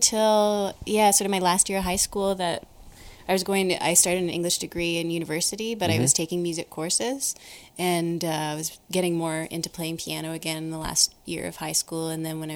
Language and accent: English; Ottawa, Ontario, Canada; I grew up in Ottawa.